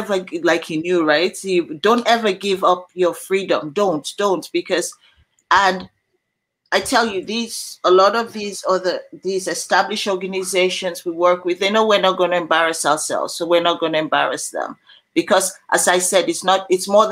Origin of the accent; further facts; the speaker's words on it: Sierra Leone; my region in Sierra Leone